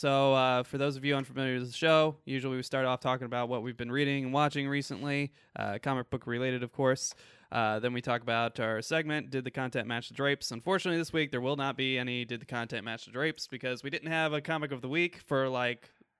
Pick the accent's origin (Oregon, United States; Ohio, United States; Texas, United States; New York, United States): Ohio, United States; Port Clinton; I grew up in Port Clinton area, so and, real familiar.